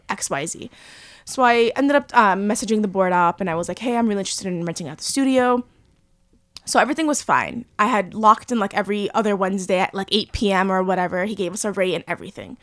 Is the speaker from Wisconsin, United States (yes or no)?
no; Cliffside Park, New Jersey, United States; moved away; there was a lot of Cubans in my town growing up